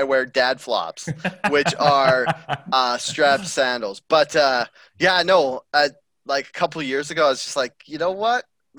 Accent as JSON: {"language": "English", "region": "British Columbia", "country": "Canada", "tie": "born or raised there", "said": "me and Derek grew up in tiny towns in the interior"}